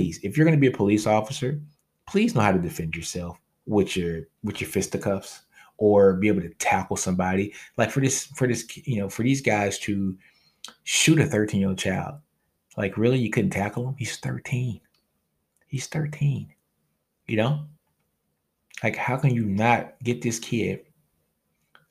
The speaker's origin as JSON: {"language": "English", "region": "Louisiana", "country": "United States", "said": "I'm from Louisiana"}